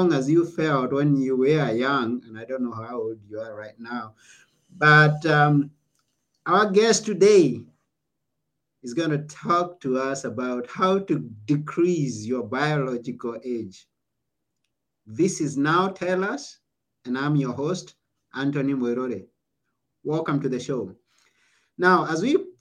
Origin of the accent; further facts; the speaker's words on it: Kenya; I was born in Kenya